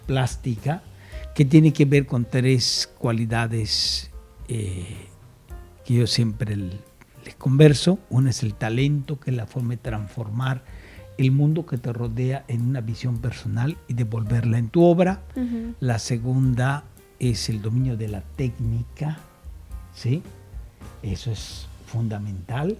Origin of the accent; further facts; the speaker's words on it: Yucatán, Mexico; moved away as an adult; also born or lived in Mexico City; Yo no soy yucahuach, como alguien me dijo una vez, yo soy yucateco